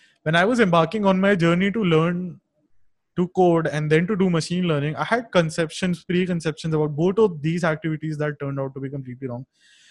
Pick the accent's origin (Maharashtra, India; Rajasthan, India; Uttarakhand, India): Uttarakhand, India; Dehradun; I grew up in a small town in North India, Dehradun. which is a really beautiful valley.